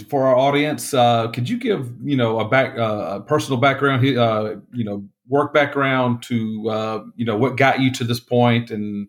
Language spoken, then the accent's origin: English; Georgia, United States; now in Texas, United States; living more than half my life in Texas. I'm from Georgia.